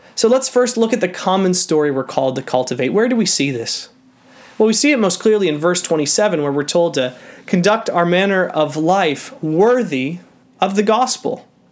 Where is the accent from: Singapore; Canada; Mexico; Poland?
Canada